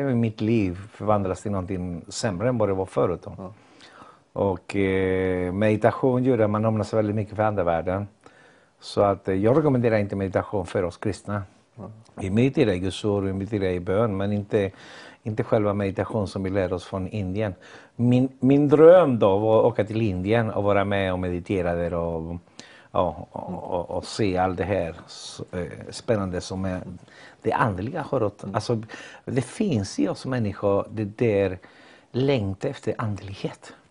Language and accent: Swedish; Chile; Swedish is a second language; moved away as an adult; also born or lived in Ecuador; now in Gothenburg, Sweden; jag kommer från Chile och har bott i Sverige i 40 år. Lämnade mitt land när jag var 21 år. Eh, bodde i Ecuador innan och sen eh, hamnade jag i Sverige eh, för 40 år sedan.